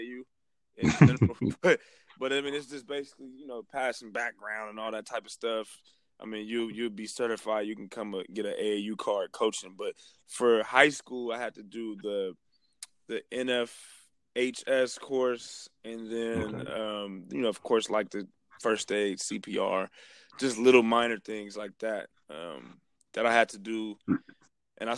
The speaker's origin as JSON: {"language": "English", "town": "Vallejo", "region": "California", "country": "United States", "tie": "born or raised there", "said": "I'm born and raised in Vallejo, California"}